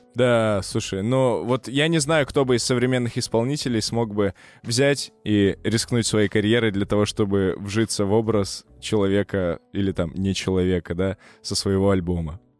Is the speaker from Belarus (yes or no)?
no; Perm, Perm Krai, Russia; moved away; я в свой последний приезд в свой родной город, я не из Москвы. Здравствуй, Перим